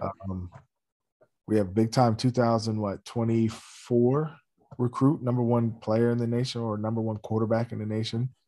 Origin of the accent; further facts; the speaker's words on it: Steelton, Pennsylvania, United States; I grew up in Stilton, you know, it's fifteen, twenty miles away